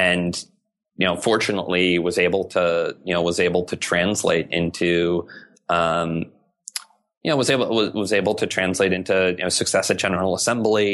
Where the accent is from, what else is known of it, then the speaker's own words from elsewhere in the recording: South Arkansas, United States; moved away; I grew up in a very rural environment. You know, I grew up in South Arkansas.